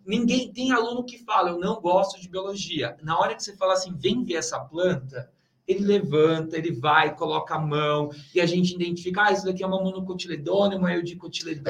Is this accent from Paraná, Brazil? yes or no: no; São Paulo, Brazil; moved away; eu sou de São Paulo, né? Então voltei assim para minha cidade, voltei para casa